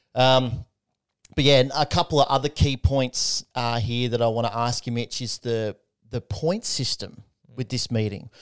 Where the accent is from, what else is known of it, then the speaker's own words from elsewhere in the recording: Australia; Could, couldn't be prouder as an Aussie